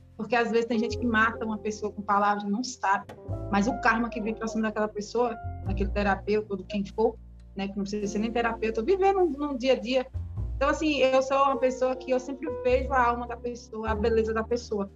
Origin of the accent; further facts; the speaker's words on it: Seabra, Bahia, Brazil; eu sou daqui de Seabra